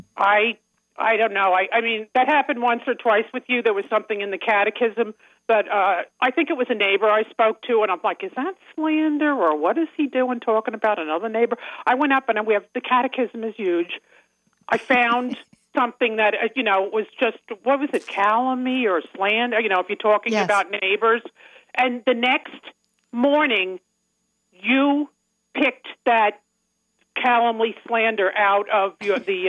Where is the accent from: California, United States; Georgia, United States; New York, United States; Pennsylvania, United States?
New York, United States; Long Island; accent: Long Island; now in Commack, United States; my accent uh, from Long Island